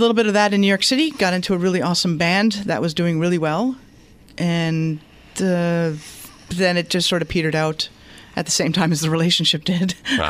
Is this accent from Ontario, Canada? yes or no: no; Montreal, Quebec, Canada; moved away as an adult; now in United States; I am from Montreal, yes.